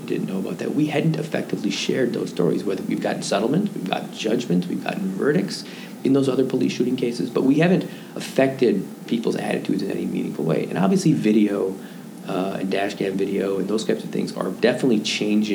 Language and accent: English; Madison, Wisconsin, United States; now in Chicago, United States; my hometown, Madison, Wisconsin